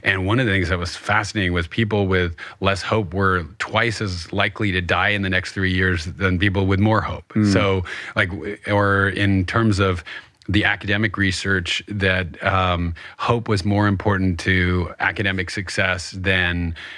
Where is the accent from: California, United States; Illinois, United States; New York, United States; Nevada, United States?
New York, United States; I'm from New York and we don't really do hope.